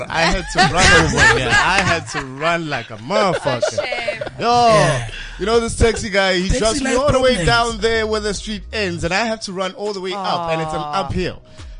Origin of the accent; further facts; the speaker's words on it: East Rand, Johannesburg, Gauteng, South Africa; So I come from Fast Lewis, the East Rand of Joburg.